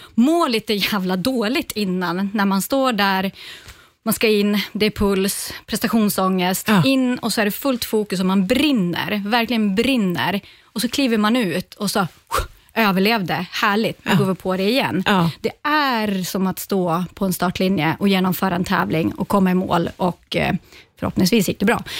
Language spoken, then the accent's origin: Swedish; Ånge, Västernorrland County, Sweden; började i musikskolan hemma i Ånge